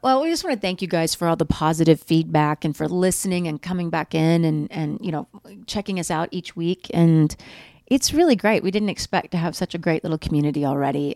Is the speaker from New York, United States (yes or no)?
no; Oklahoma, United States; I grew up in Oklahoma